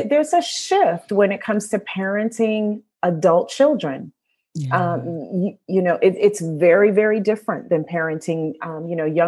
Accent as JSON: {"language": "English", "region": "New York", "country": "United States", "tie": "born or raised there", "also_born_or_lived": "Midwest", "moved": "as an adult", "lives_now": "Northern Virginia, United States", "said": "I'm a native New Yorker, born and raised in New York, currently living in Northern Virginia"}